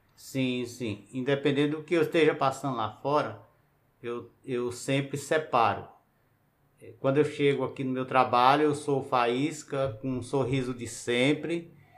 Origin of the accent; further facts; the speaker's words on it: Piauí, Brazil; now in Brasília, Brazil; eu sou do Piauí, cheguei aqui em 90